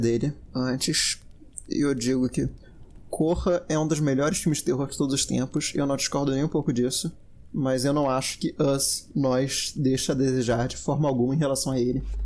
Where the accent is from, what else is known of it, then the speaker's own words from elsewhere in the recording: Brazil; eu sou brasileiro